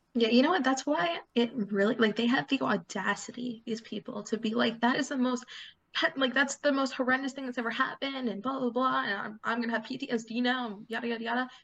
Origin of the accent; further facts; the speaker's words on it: United States; as an American in the United States